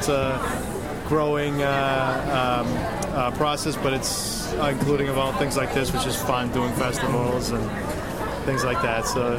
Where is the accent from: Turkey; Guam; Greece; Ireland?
Greece; now in Boston, United States; Well, I came from Greece many years ago, but I live in Boston now